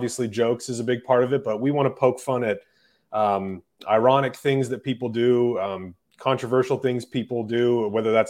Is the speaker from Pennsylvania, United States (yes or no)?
no; Wichita, Kansas, United States; I'm from Wichita, Kansas